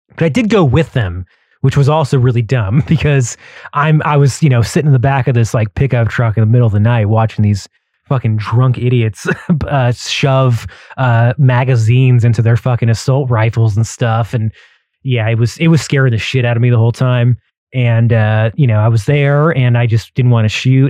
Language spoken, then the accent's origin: English; Texas, United States; I'm from Texas